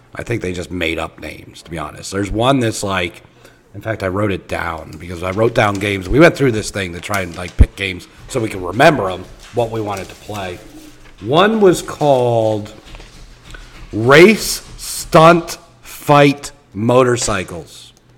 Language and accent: English; Philadelphia, Pennsylvania, United States; now in Indiana, United States; So, where I live in Indiana, okay, I did not. I'm not originally from here. I'm originally from the Philadelphia area